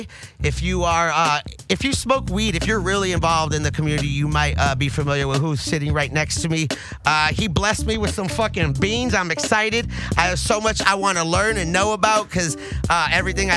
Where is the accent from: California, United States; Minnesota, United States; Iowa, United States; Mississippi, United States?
California, United States; the Valley; I'm from the Valley